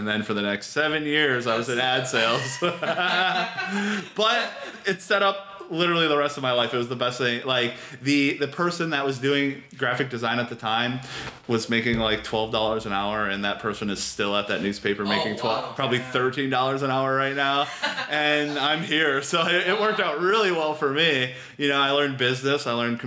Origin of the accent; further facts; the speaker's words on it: Michigan, United States; moved away as an adult; also born or lived in Kenosha, Wisconsin; I grew up in Michigan